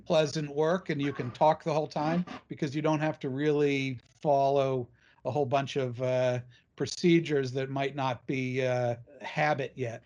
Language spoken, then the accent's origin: English; New England, United States; I grew up in New England, you know, the oldest settled part of the United States